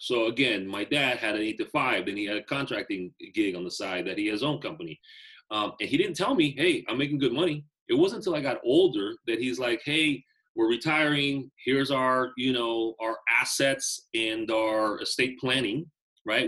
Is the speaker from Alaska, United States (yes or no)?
no; Bay Area, California, United States; also born or lived in Nicaragua; I grew up in the Bay Area